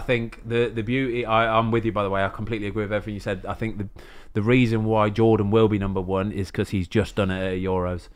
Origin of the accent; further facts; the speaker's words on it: England, United Kingdom; as an Englishman